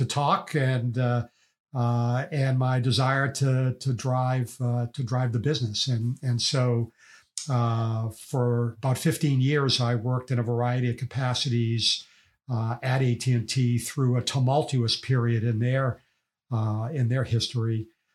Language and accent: English; Boston, Massachusetts, United States; I grew up in Boston, and I was not a wealthy family